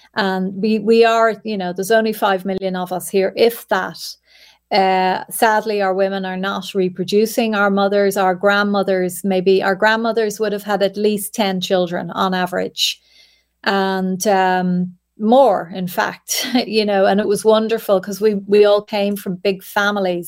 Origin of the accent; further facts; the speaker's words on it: Ireland; we as Irish people